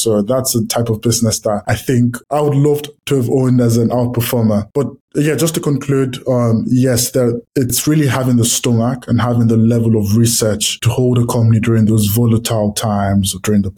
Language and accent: English; Nigeria; I grew up in Nigeria